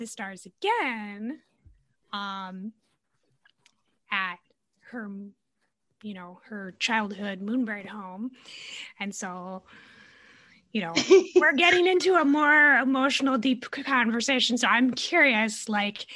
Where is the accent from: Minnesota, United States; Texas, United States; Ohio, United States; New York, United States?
Minnesota, United States; I'm from Minnesota and like live in the city